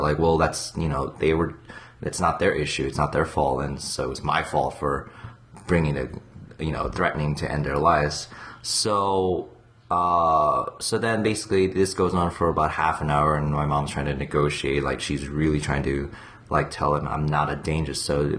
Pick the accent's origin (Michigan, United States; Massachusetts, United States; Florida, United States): Michigan, United States; Ann Arbor; also born or lived in San Francisco / New York / Korea / Virginia; I mean, I was born near San Francisco, then New York, then Ann Arbor, Michigan for 8 years, then Korea for 4 years, and Virginia, then...